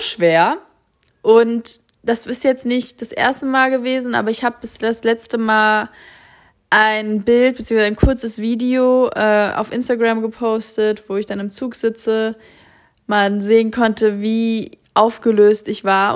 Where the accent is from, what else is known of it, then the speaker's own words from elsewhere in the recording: Kassel, Hesse, Germany; moved away; in Kassel, meiner Heimatstadt